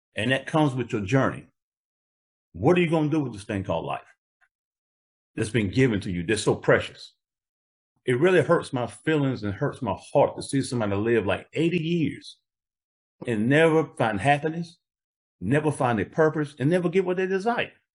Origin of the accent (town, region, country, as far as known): Greenville, South Carolina, United States; born or raised there